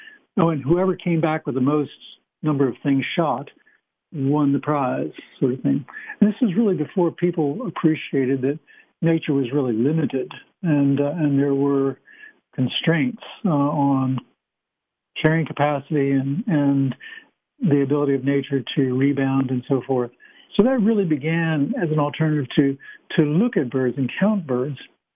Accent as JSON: {"language": "English", "region": "East Coast", "country": "United States", "tie": "born or raised there", "moved": "yes", "lives_now": "Utah, United States"}